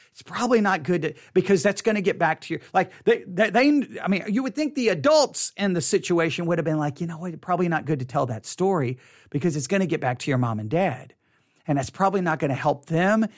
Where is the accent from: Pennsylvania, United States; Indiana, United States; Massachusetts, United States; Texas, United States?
Texas, United States; Buffalo Gap; also born or lived in Tuscola, Texas; I grew up in Buffalo Gap